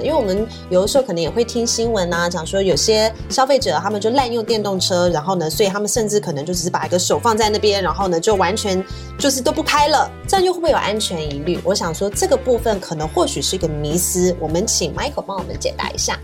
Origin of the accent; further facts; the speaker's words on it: Taiwan; 我们台湾人